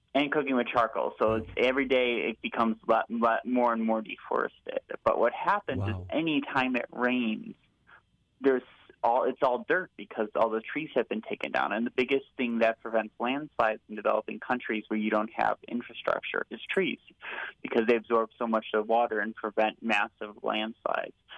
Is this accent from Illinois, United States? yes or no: yes; Naperville, Illinois, United States; the church I grew up at in Naperville, St. Thomas the Apostle